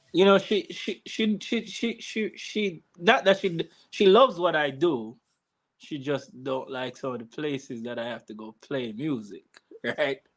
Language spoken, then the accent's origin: English; Jamaica; now in United States; growing up in Jamaica